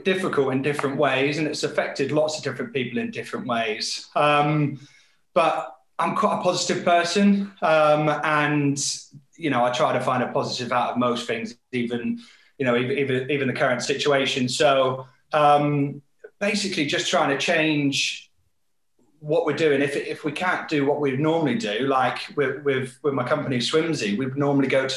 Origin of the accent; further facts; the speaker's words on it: Devon, South West England, United Kingdom; I grew up in Devon, in the southwest, surrounded by water